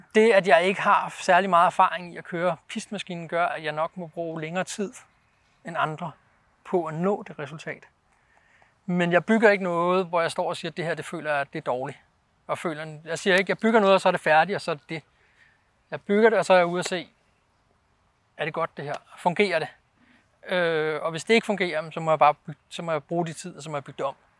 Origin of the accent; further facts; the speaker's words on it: Denmark; moved away as an adult; now in Norway; jeg var dansker